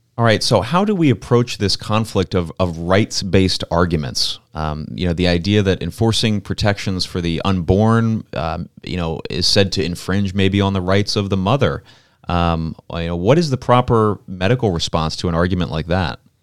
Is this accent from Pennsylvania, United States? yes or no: yes; Pennsylvania, United States; I'm from Pennsylvania